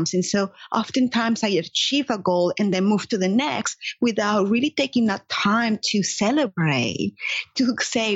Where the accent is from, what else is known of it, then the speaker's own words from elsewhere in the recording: Caracas, Capital District, Venezuela; English is a second language; moved away as an adult; now in United States; I was born and raised in Caracas, Venezuela.